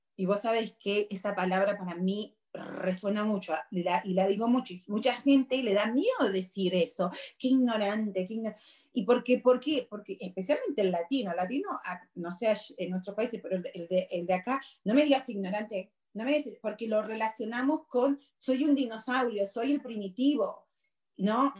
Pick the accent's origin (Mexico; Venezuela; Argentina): Argentina; now in United States; yo soy argentina